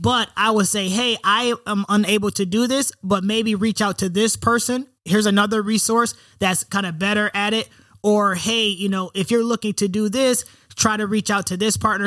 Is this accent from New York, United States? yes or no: yes; Rochester, New York, United States; moved away as an adult; also born or lived in West Coast; I'm from Rochester, New York. Um, you know, one of eight single parent household, you know, black single mother, uh, raised in the hood